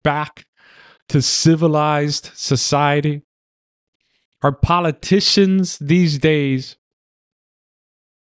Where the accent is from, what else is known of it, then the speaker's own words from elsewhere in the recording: New York City, New York, United States; also born or lived in Manhattan; I was raised in the Bronx